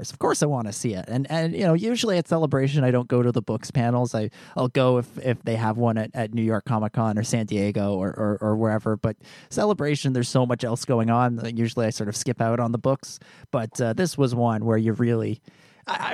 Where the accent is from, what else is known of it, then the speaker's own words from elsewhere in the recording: Canada; as a Canadian, we don't have Carl's Jr.